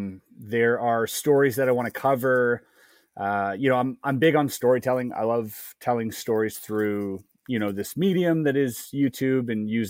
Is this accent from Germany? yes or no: yes; Germany; I grew up in Germany as well. Like I lived in Germany for a little while in a small town.